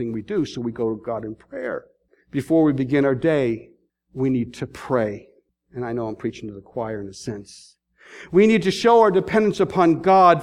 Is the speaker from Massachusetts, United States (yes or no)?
yes; Boston, Massachusetts, United States; now in Columbus, United States; I'm from Boston